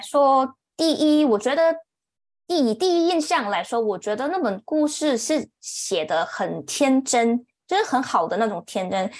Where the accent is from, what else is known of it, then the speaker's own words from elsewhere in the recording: Kuala Lumpur, Federal Territory of Kuala Lumpur, Malaysia; 我是，呃，土生土长在吉隆坡 的一个小孩，那目前，呃，也是在吉隆坡居住着